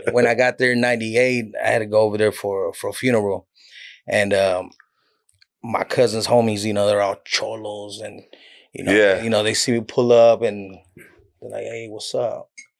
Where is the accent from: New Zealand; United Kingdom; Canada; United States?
United States; California; accent: Cali; as you can tell, my Cali accent departed a long time ago.